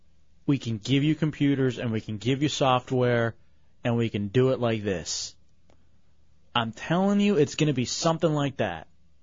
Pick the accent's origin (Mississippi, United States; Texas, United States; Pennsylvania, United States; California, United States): Texas, United States; Dallas; I'm from Dallas